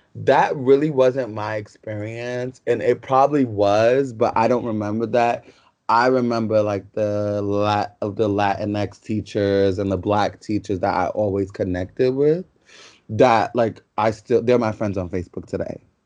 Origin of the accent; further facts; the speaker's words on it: New York City, New York, United States; also born or lived in Yonkers, New York; we're from the South Bronx